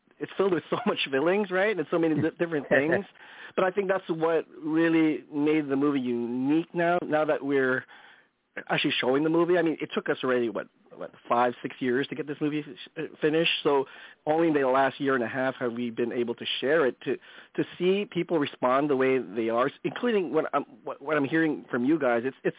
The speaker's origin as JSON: {"language": "English", "town": "Daly City", "region": "California", "country": "United States", "tie": "born or raised there", "moved": "yes", "lives_now": "Los Angeles, United States", "said": "We shot it in my hometown and make sure that it was actually really authentically Daly City."}